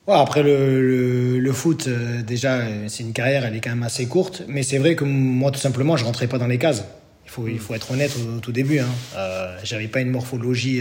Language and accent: French; Bordeaux, Nouvelle-Aquitaine, France; moved away as an adult; now in Greece; en tant que Bordelais